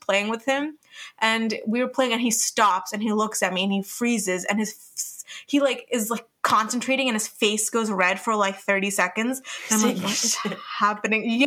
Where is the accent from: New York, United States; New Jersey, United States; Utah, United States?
New Jersey, United States; we're from New Jersey